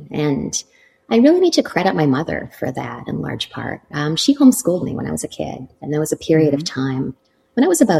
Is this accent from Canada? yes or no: yes; Canada; moved away as an adult; also born or lived in Toronto, Canada; now in New York City, United States; I'm from Canada and I trained in contemporary dance.